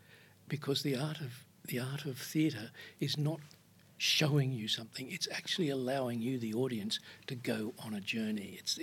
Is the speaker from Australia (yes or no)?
yes; Queensland, Australia; born or raised there; moved away as an adult; also born or lived in Iceland / Sydney